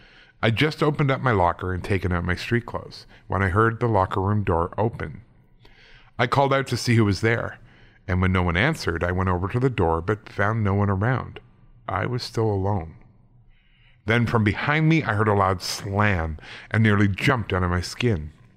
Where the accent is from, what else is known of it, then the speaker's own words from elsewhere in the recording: Las Vegas, Nevada, United States; I was born and raised in Las Vegas, and this story comes from my high school days there